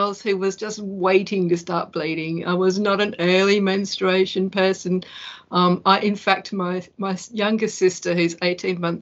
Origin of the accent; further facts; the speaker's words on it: Perth, Western Australia, Australia; I was born in Perth, Western Australia, where I still live.